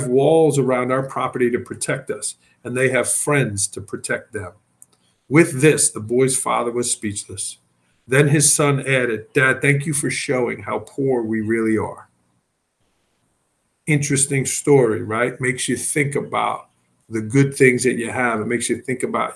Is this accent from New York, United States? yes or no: yes; New York City, New York, United States; moved away; I was from Staten Island, New York. Everything was rushing and busy